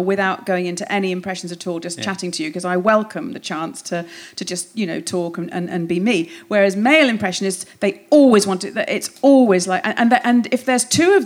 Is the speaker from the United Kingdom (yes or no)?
yes; Hoylake, North West England, United Kingdom; I grew up in Hoylake, yes, in the northwest on the Wirral